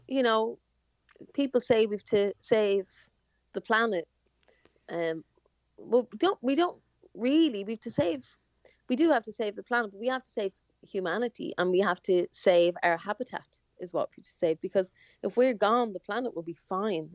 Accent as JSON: {"language": "English", "country": "Ireland", "first_language": "English", "said": "we're Irish, but I actually I don't speak Irish"}